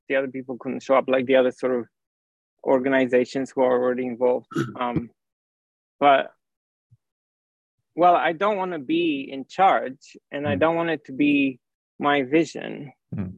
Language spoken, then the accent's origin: English; Romania; moved away; also born or lived in France / Paris; I grew up in Romania, and then I moved to France and I studied physics